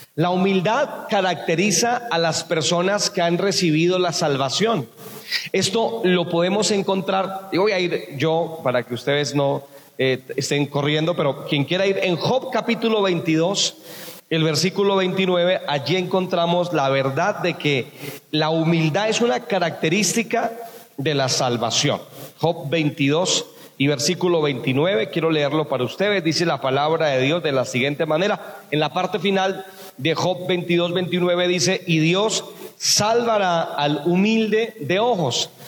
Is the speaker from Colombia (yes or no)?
yes; Buenavista, Boyacá, Colombia; moved away; also born or lived in San Miguel; fui a, mi tierra, a Buenavista, Boyacá. Yo les hablo de San Miguel, allá fue donde yo trabajé, pero Buenavista fue donde yo nací.